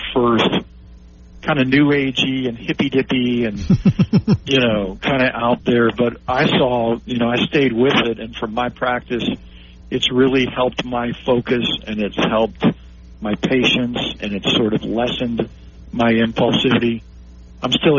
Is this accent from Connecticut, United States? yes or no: no; Memphis, Tennessee, United States; Lausanne Collegiate School, which is in Memphis, Tennessee, my hometown